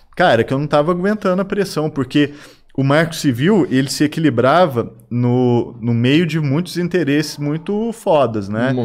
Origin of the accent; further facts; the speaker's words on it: Araguari, Minas Gerais, Brazil; quando eu nasci, era criança aqui em Araguari